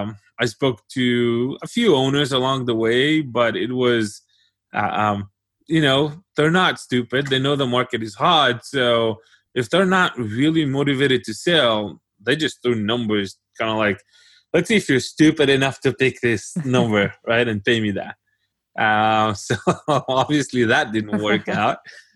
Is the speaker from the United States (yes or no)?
no; Israel; and then he got interested in Israel and the fact that I came from Israel, and we had a whole conversation about that.